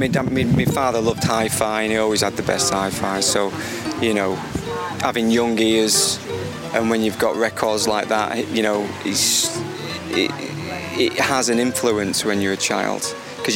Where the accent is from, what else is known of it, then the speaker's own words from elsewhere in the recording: Glossop, East Midlands, United Kingdom; It's Greater Manchester. It's a place called Glossop.